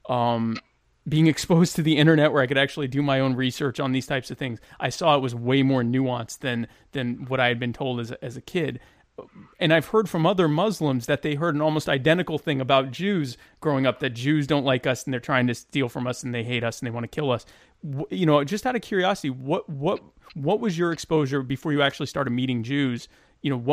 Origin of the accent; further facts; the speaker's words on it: Deep South, United States; also born or lived in Baltimore, Maryland; I was born in Baltimore, but we were, I was raised in the Deep South